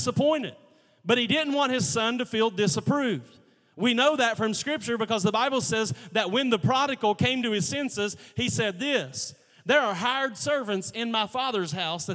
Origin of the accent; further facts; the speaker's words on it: United States; We had kids in my holler. Yeah, I said holler. I'm from Logan County. We had a holler